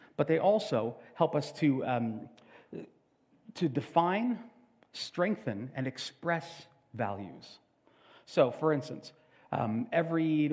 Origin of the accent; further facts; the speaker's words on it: Canada; We are Canadian